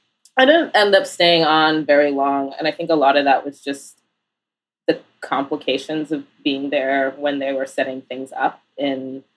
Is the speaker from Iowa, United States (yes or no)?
yes; Iowa City, Iowa, United States; also born or lived in Portland / Northampton, Massachusetts; now in New York, United States; I grew up in Iowa City, Iowa, primarily.